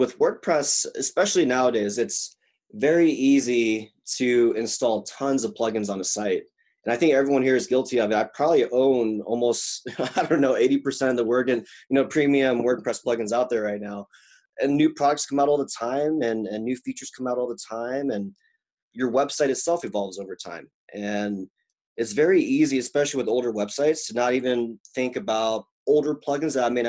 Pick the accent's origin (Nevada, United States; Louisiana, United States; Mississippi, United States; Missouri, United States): Mississippi, United States; So I was in a military family and I grew up in the South. And as a Korean kid in the 90s in Mississippi, that was kind of a weird moment.